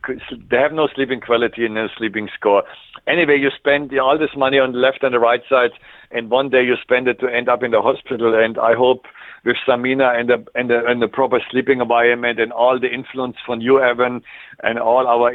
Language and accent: English; Germany; accent: German; English is a second language; moved away as an adult; also born or lived in Switzerland; now in Canada; my German strong accent